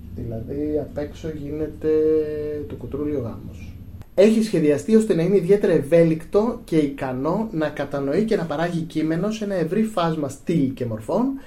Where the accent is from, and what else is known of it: Greece